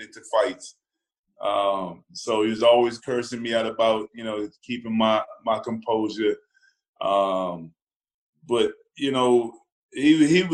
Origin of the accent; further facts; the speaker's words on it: Boston, Massachusetts, United States; moved away as an adult; also born or lived in Jamaica; now in Washington, D.C., United States; I'm Jamaican and, growing up in Boston, where it's cold